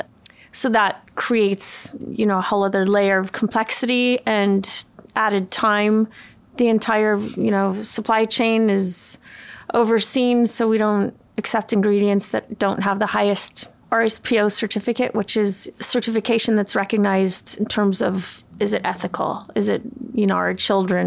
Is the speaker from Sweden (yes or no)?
yes; Sweden; moved away; I grew up in Sweden. My dad is Swedish